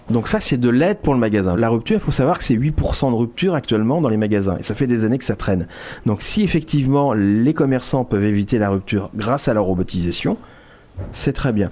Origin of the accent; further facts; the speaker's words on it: France; On est français.